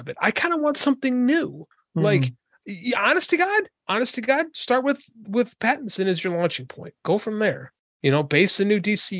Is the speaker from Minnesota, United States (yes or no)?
no; Chicago, Illinois, United States; I'm from Chicago.